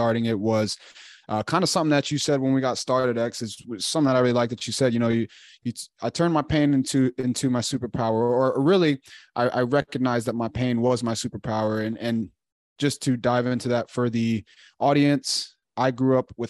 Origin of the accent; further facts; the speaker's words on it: Chicago, Illinois, United States; moved away as an adult; also born or lived in Woodstock, Illinois / Louisiana / Texas; now in Charlotte, United States; I'm from Chicago, Illinois, born and raised